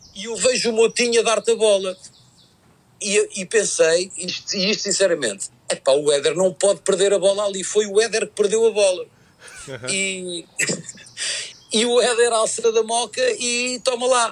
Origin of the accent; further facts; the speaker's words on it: Portugal; como, português